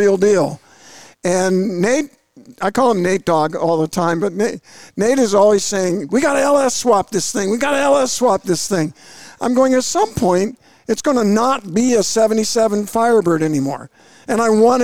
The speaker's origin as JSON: {"language": "English", "region": "Georgia", "country": "United States", "said": "I'm from Georgia"}